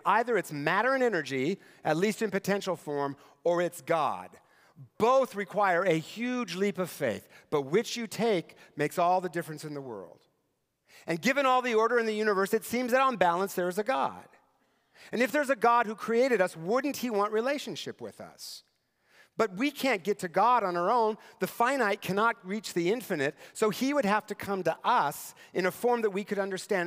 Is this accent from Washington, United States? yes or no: yes; Eastern Washington, United States; moved away; Eastern Washington, where I grew up and where my parents still live